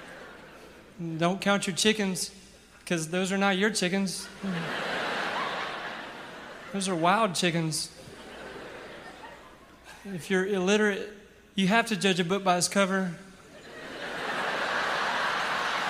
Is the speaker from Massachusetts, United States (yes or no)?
no; Ragland, Alabama, United States; Growing up in Ragland, our house had poison ivy growing all over it